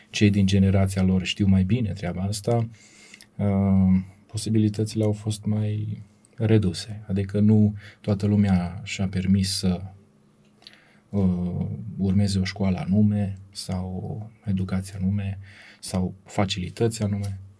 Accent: Oradea, Bihor County, Romania; moved away as an adult; now in Brașov, Romania; Circa de un an ne-am mutat în Brașov, uh, dar de fapt suntem orădeni.

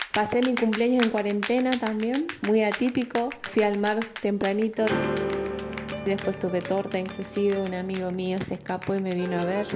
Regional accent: Salta, Argentina; moved away as an adult; now in Goa, India; soy de Salta, Argentina

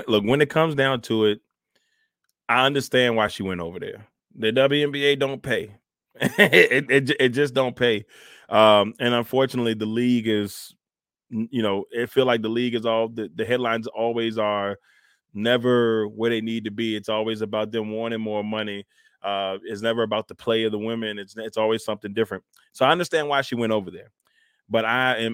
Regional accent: United States; as an American

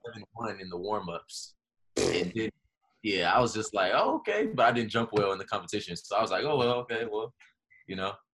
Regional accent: Los Angeles, California, United States; I grew up in Los Angeles

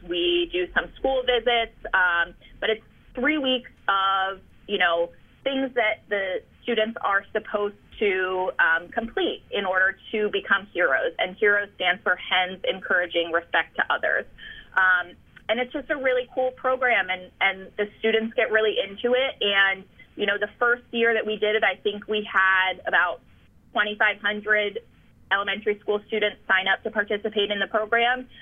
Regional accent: New Jersey, United States; moved away; also born or lived in Chicago / Delaware; I grew up in New Jersey

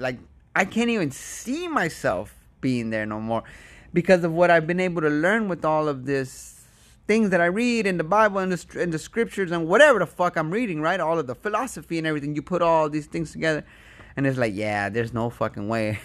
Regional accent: United States; I'm from America. I'm visiting.

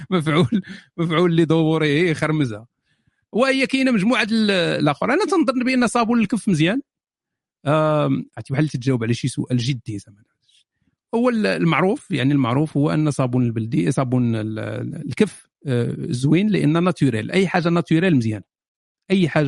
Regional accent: Fes, Fès-Meknès, Morocco; انا من فاس … انا من فاس

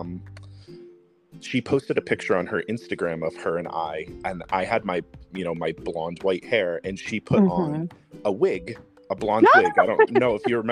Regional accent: New Jersey, United States; I am from South Jersey

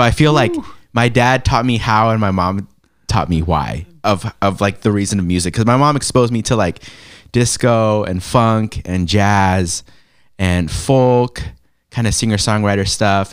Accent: San Diego, California, United States; moved away as an adult; also born or lived in Los Angeles, United States; now in Portland, United States; born in LA, raised in San Diego.

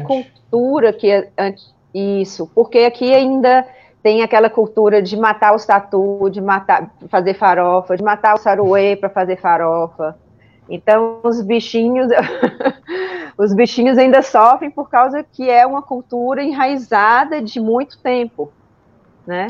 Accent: Montes Claros, Minas Gerais, Brazil; eu sou de Montes Claros, nasci aqui, norte de Minas

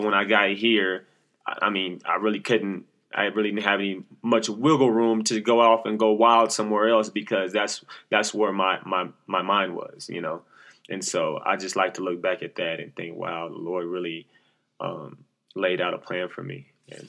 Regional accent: Oklahoma City, Oklahoma, United States; also born or lived in New York / Texas; I'm from Oklahoma City, the south side of Oklahoma and the east side, went back and forth. I moved from New York to Oklahoma. I stayed in New York for about 4 or 5 years, came to Oklahoma, then went to Texas and came back to Oklahoma.

